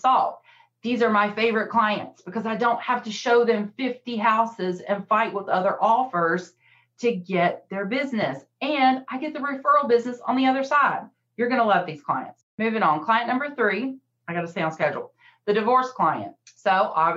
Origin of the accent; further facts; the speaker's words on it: the South, United States; I'm from the South